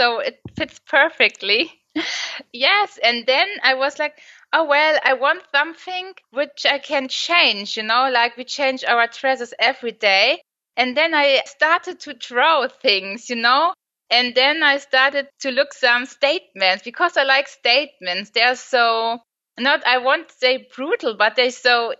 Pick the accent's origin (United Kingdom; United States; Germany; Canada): Germany; I'm from Germany